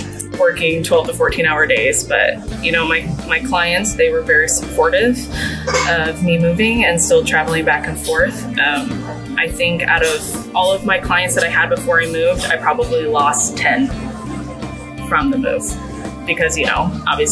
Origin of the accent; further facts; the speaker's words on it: Washington, United States; now in San Antonio, United States; I grew up in Washington State